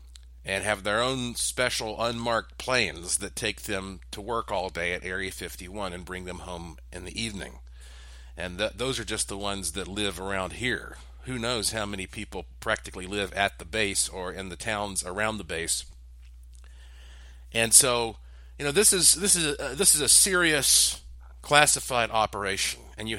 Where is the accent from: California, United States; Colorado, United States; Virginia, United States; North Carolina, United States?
North Carolina, United States; Asheville; yes, I was born and raised in Asheville, but at a very early age, I started working in broadcasting.